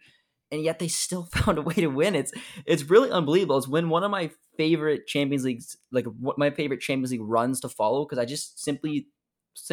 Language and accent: English; Ontario, Canada; I think growing up in Ontario, I'm going to take everything I can get.